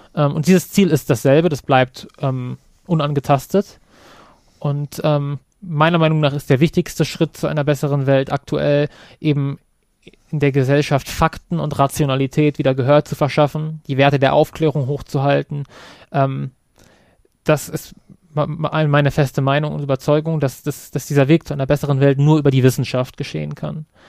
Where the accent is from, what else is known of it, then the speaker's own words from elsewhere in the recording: Kassel, Hesse, Germany; Kassel zum Beispiel als meine Heimatstadt